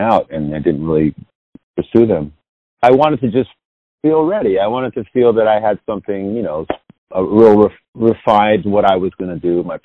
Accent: New York City, New York, United States; I grew up in the Lower East Side of Manhattan

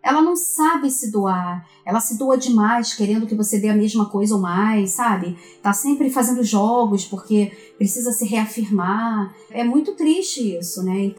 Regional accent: Brazil; nós somos aqui do Brasil

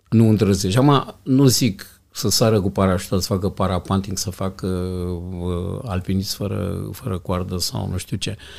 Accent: Iași, Iași County, Romania; Am crescut într-un cartier, un cartier rău

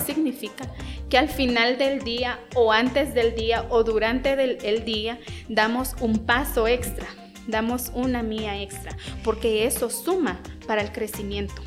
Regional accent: San Pedro La Laguna, Sololá, Guatemala; first language Tz'utujil; Spanish is a second language; Yo soy originaria de San Pedro La Laguna Sololá

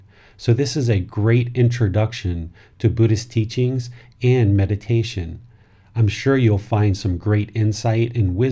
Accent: Washington, District of Columbia, United States; now in Chiang Mai, Thailand; I was born in Washington, D.C., and now reside in Chiang Mai, Thailand with my wife and my son.

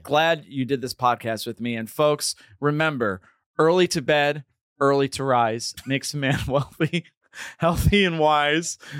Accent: Hudson Valley, New York, United States; I'm from the Hudson Valley

